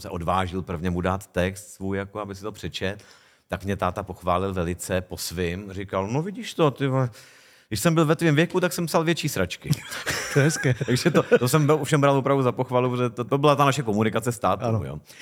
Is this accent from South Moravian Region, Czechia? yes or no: no; Hostivice, Central Bohemian Region, Czechia; also born or lived in Prague / South Plzeň Region; já jsem teda vyrůstal v takový polovesnici, která, to eh, městečko, dneska už vlastně město, Hostivice u Prahy